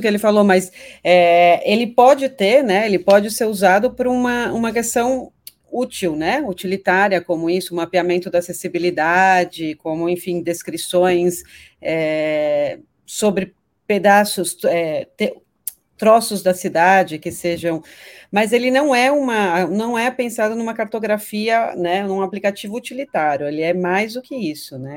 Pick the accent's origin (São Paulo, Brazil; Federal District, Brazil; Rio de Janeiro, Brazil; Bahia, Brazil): São Paulo, Brazil; Eu cresci aqui em São Paulo, sou paulistana